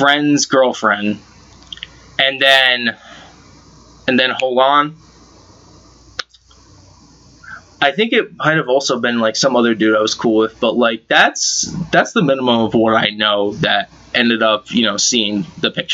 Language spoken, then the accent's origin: English; Massachusetts, United States; I'm from Mass